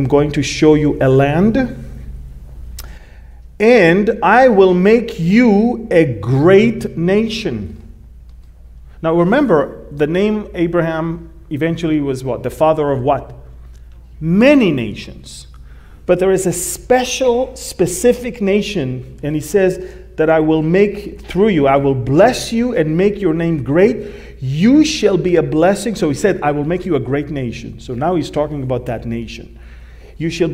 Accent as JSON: {"language": "English", "town": "Jerusalem", "region": "Jerusalem District", "country": "Israel", "tie": "born or raised there", "said": "I come from Israel. I'm a Jew from the tribe of Judah, born in Jerusalem, from the nation of Israel"}